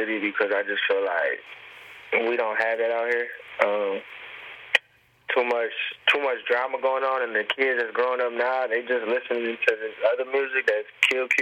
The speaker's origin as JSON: {"language": "English", "town": "Detroit", "region": "Michigan", "country": "United States", "said": "I'm from Detroit"}